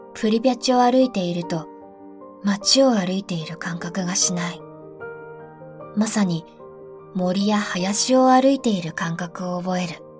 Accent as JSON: {"language": "Japanese", "region": "Fukushima", "country": "Japan", "tie": "born or raised there", "said": "私の地元は福島だ"}